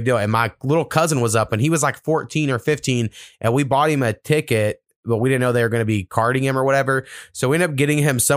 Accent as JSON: {"language": "English", "region": "Oklahoma", "country": "United States", "tie": "born or raised there", "said": "growing up in Oklahoma, and you know, you're in the middle of America"}